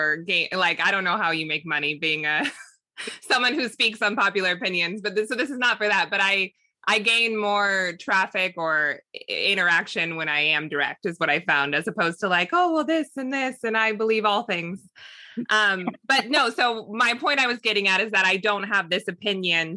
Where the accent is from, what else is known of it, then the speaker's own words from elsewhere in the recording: Southern California, United States; I grew up in Southern California. I'm still in Southern California